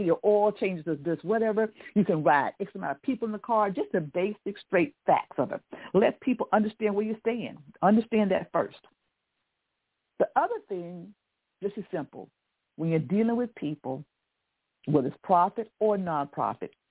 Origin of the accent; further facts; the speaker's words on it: the South, United States; I'm from the South, and so we always said please and thank you, and my parents were pretty strict